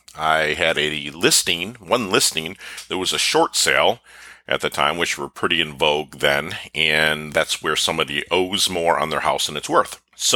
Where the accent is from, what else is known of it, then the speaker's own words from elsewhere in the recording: Philippines; born there; I was born in the Philippines in 1972. I was put up for adoption.